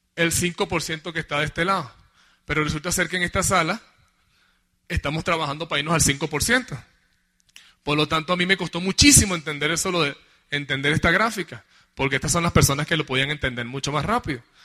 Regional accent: Venezuela; Nosotros en Venezuela

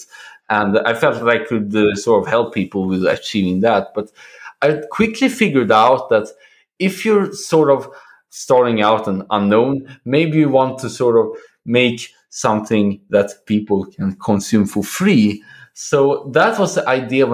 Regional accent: Sweden; now in Poland; currently situated in Poland, but I'm originally from Sweden

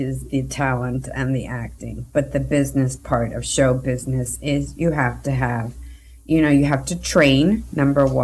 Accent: New York City, New York, United States; I am originally from New York. I'm from first generation from Colombian parents. They immigrated to the United States, and I was raised in Queens, New York

